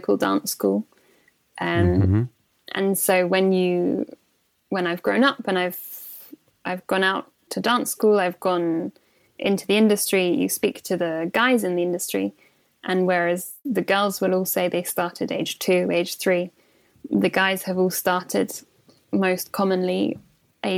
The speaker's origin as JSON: {"language": "English", "town": "St Albans", "region": "East of England", "country": "United Kingdom", "tie": "born or raised there", "also_born_or_lived": "Watford", "said": "I'm from Hertfordshire, which is just outside London, just north of London. And I was born in Watford. And then we moved when I was quite young, when I was about 7 years old, we moved to St Albans, which is the next door city"}